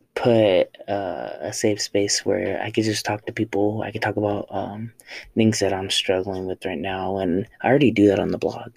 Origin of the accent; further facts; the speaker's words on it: Oxnard, California, United States; moved away as an adult; now in El Paso, United States; I am from Oxnard, California, uh, Southern California.